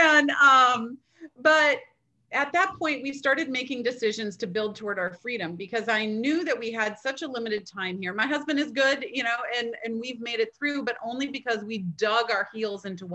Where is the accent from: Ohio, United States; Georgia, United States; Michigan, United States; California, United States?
Michigan, United States; now in North Carolina, United States; I'm from Michigan, like right there. And so, but I grew up as a Midwest girl